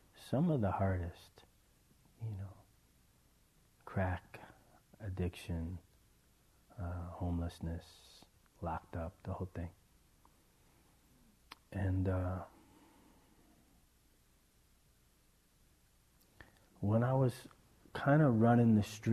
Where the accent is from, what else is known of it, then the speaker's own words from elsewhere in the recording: East Coast, United States; I was raised on the East Coast into a pretty crazy family